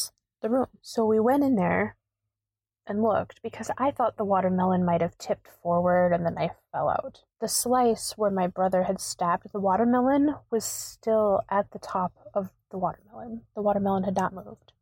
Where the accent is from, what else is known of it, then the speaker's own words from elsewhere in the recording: Wisconsin, United States; I am from Wisconsin